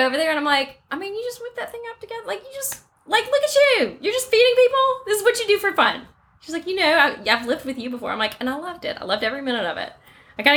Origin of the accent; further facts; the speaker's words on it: Mountain Brook, Alabama, United States; So we're from Mountain Brook. I do find the first time we grew up with Mountain Brook mentality